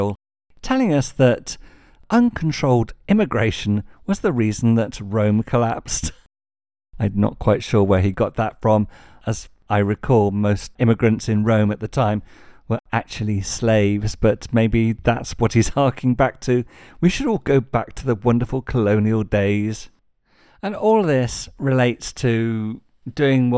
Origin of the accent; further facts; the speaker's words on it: United Kingdom; I'm British. I'm not ashamed to be British.